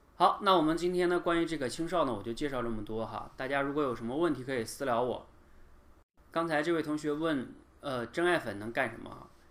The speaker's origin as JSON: {"language": "Chinese", "country": "China", "said": "我们中国人"}